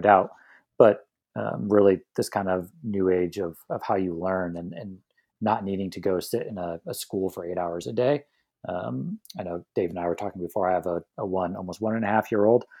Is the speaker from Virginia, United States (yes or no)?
no; San Diego, California, United States; I'm born and raised in San Diego